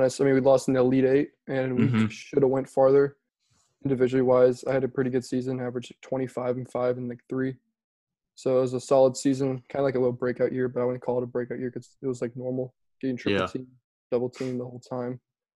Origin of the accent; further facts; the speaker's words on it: Houston, Texas, United States; I'm from Houston, Texas